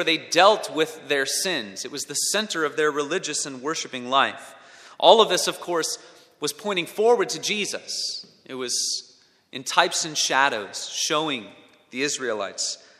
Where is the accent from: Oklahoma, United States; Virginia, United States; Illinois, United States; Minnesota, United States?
Minnesota, United States; moved away; When I was in elementary school, I grew up in Minnesota